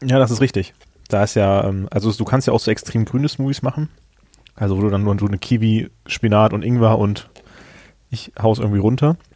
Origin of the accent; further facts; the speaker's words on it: Germany; Ich komme aus Hahn